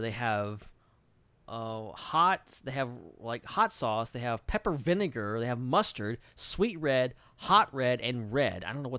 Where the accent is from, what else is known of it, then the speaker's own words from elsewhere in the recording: Atlanta, Georgia, United States; born there; full disclosure, I was born in Atlanta. I've been there 1,000 times. I've never eaten barbecue in Atlanta.